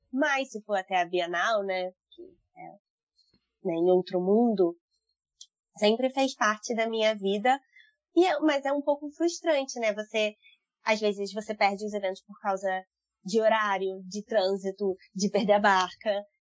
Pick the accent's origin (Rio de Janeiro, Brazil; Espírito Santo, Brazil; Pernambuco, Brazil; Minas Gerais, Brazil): Rio de Janeiro, Brazil; São Gonçalo; also born or lived in Niterói; eu eu mora, nasci em Niterói, vim morar em São Gonçalo, quer dizer, passei a minha vida inteira morando em São Gonçalo, fui morar em Niterói e esse mês eu voltei para São Gonçalo. Então, assim, é, e sempre trabalhei e estudei no Rio.